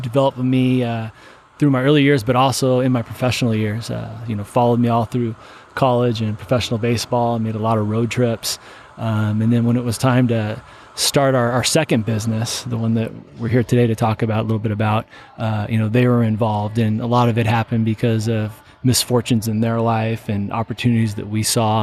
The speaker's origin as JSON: {"language": "English", "town": "Seattle", "region": "Washington", "country": "United States", "tie": "born or raised there", "said": "I grew up in Seattle, Washington"}